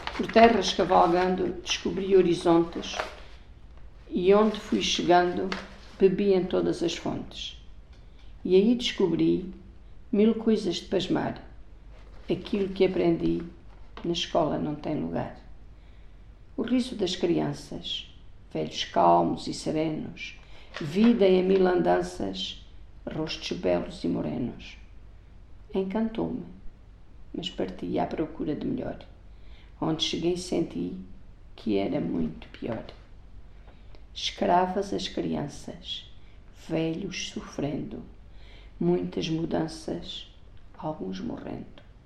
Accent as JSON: {"language": "Portuguese", "town": "Avis", "region": "Alentejo", "country": "Portugal", "tie": "born or raised there", "said": "São as ruas da minha terra, as suas torres, as suas ruas estreitas, onde eu cresci"}